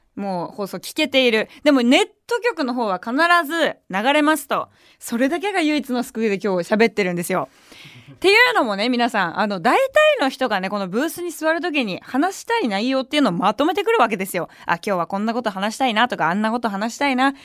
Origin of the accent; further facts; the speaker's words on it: Tokyo, Japan; 東京出身だし、東京で活動してるわけだから